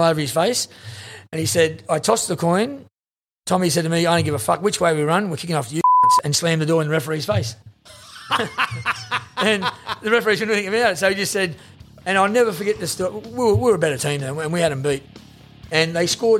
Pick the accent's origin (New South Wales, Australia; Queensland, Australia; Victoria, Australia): New South Wales, Australia; Sydney; now in Mascot, Australia; I come from the Housing Commission in Redfern, and, you know, I've got a nice house in Mascot here